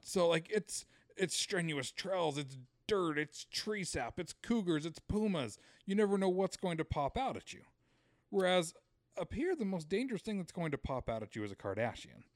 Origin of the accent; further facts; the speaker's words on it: Utah, United States; growing up in Utah